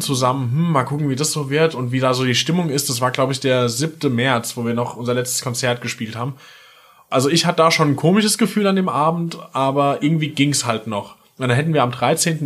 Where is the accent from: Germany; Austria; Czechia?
Germany; near Limburg, Hesse; moved away as an adult; now in Mainz, Germany; Aus Hessen, äh, genauer gesagt Nähe Limburg, noch genauer gesagt bei Filmer